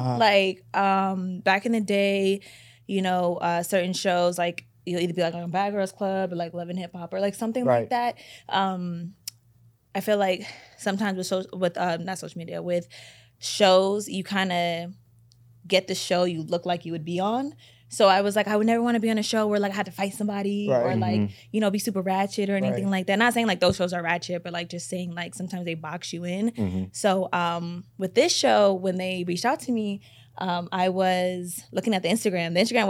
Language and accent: English; Waterbury, Connecticut, United States; also born or lived in Bay Area; now in Los Angeles, United States; I'm originally from Waterbury, Connecticut, but I came to L.A. from the Bay Area, so I kind of like... From all over, I guess you can say.